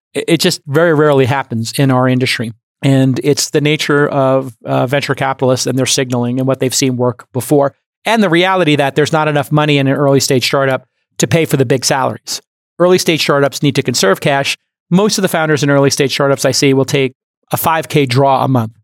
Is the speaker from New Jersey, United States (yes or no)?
no; New York City, New York, United States; when I grew up in Brooklyn, there were loan sharks